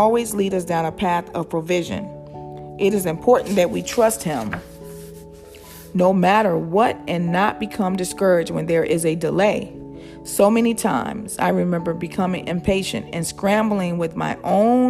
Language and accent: English; outside of Chicago, Illinois, United States; Growing up outside of Chicago